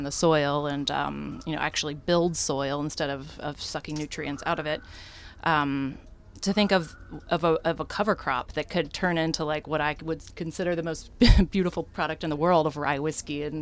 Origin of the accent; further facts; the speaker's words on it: Texas, United States; now in Portland, United States; I'm from Texas, and my whole family's a fan of Lonesome Dove